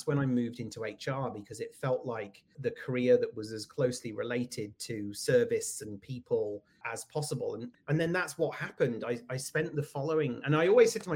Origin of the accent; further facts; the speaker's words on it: United Kingdom; moved away as an adult; also born or lived in California; now in Connecticut, United States; you can probably hear from my accent that I am from the UK. That's where I grew up, lived there until I was in my 40s